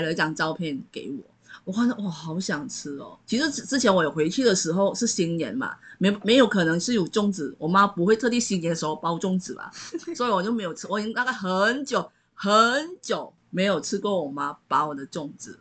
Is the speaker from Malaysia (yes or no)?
yes; Malaysia; now in Taiwan; 我是来自马来西亚